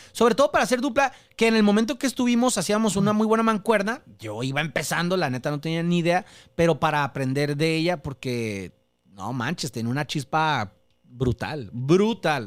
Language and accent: Spanish; Mexico; soy mexicano